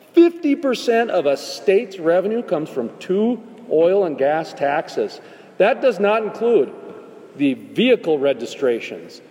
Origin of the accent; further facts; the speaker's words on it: North Dakota, United States; I'm from North Dakota, where the Bakken is